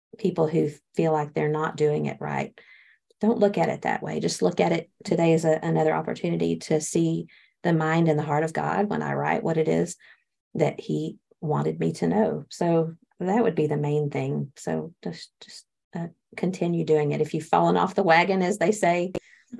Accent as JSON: {"language": "English", "region": "Texas", "country": "United States", "said": "I'm from Texas"}